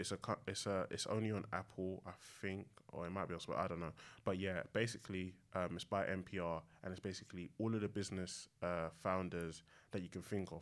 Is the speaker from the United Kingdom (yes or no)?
yes; London, United Kingdom; I grew up in East London, um, in Newham.